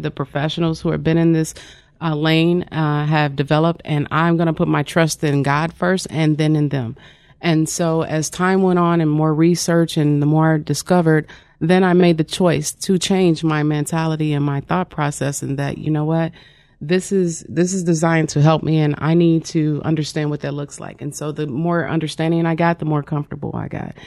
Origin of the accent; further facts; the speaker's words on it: Wyandotte County, Kansas, United States; I'm originally from Wyandotte County, Kansas